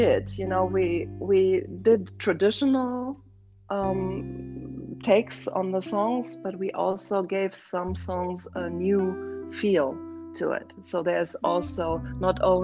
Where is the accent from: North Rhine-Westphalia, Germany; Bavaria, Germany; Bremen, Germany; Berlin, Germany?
Berlin, Germany; moved away as an adult; now in Scottsdale, United States; I was born in Berlin, and okay. I grew up in Germany